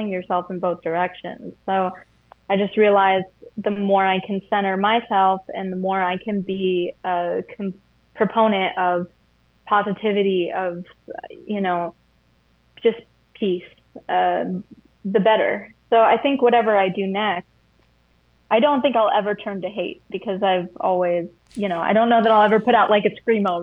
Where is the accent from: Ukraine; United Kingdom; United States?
United States; also born or lived in Tennessee / Atlanta, Georgia; I grew up in Tennessee, or like Atlanta area